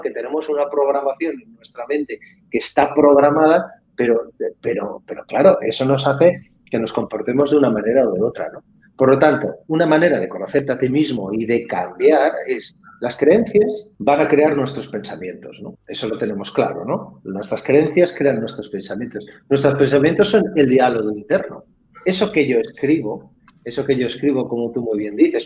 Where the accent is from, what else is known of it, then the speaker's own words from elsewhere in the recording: Catalonia, Spain; yo soy, catalán también